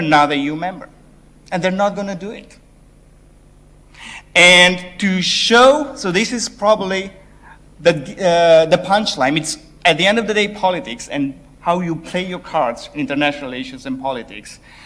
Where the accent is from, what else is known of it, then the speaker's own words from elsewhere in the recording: Romania; I'm from Romania.